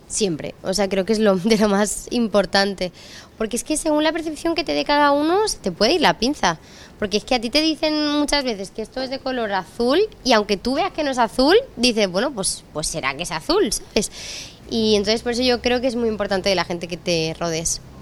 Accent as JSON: {"language": "Spanish", "country": "Spain", "said": "soy la primera mujer em, española en hacer un Santiago Bernabéu"}